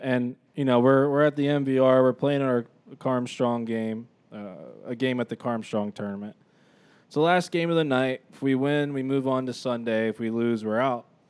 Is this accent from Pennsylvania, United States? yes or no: no; Youngstown, Ohio, United States; We grew up in Youngstown.